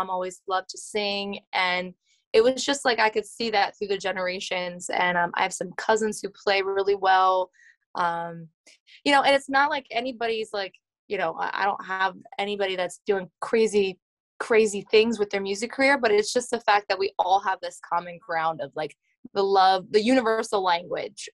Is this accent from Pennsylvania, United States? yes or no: yes; Lancaster County, Pennsylvania, United States; I am from Lancaster County, Pennsylvania. It's Amish and Mennonite country in southern Pennsylvania in the United States. And I grew up on a dairy farm